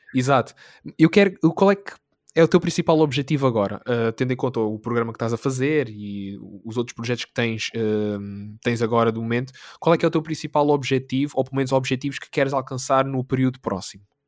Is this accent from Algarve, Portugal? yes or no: yes; Algarve, Portugal; moved away as an adult; now in Lisbon, Portugal; eu sou do Algarve e vim de propósito para Lisboa para tirar o meu mestrado